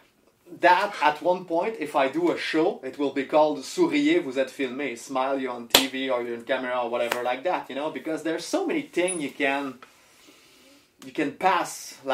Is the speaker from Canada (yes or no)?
yes; Canada; also born or lived in Montreal; we're Canadian, man. We live in Montreal